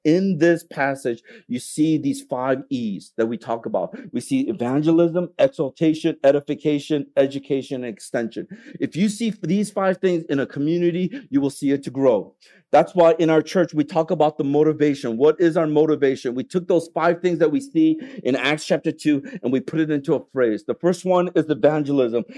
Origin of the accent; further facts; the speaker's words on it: United States; now in Hong Kong; I'm from America